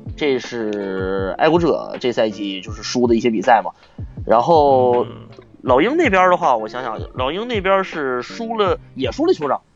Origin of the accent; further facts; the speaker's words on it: Harbin, Heilongjiang, China; 我是哈尔滨人